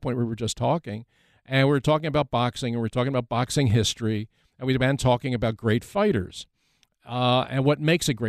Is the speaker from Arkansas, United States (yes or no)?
no; Philadelphia, Pennsylvania, United States; I am from Philadelphia.